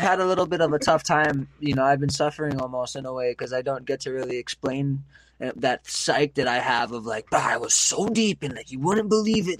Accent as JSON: {"language": "English", "area": "Maui", "region": "Hawaii", "country": "United States", "tie": "born or raised there", "moved": "as an adult", "lives_now": "Oahu, United States", "said": "I was growing up in Maui"}